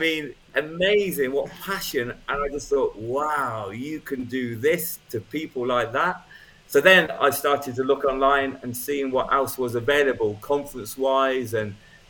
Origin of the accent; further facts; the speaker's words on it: United Kingdom; I'm British